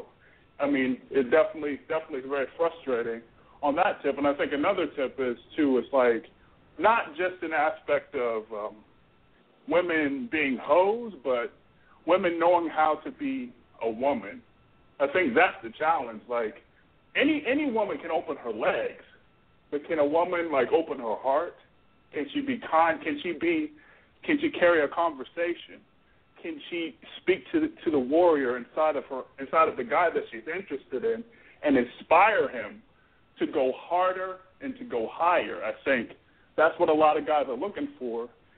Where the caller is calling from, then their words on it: Florida, United States; Yo, I'm calling from Florida.